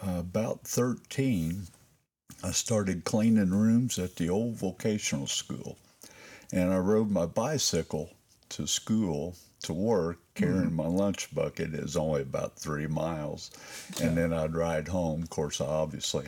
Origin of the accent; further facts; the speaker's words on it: Lawrenceburg, Indiana, United States; I was born in Lawrenceburg, Indiana, Durbin County Hospital